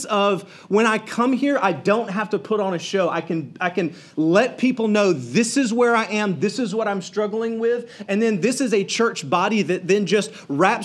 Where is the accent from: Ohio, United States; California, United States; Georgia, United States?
Georgia, United States; South; I'm a redneck from South Georgia